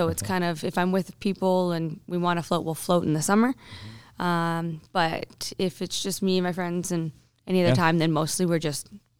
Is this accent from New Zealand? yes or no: no; Alberta, Canada; also born or lived in British Columbia; I was born in BC and I was raised in Alberta. So what I do say to people is like, Alberta is my home. BC is my backyard.